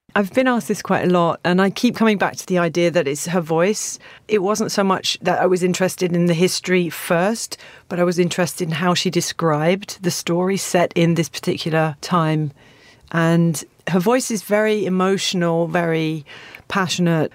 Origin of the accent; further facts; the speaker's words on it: Stevenage, East of England, United Kingdom; I grew up in Stevenage, which is a new town about twenty minutes from here up the A one.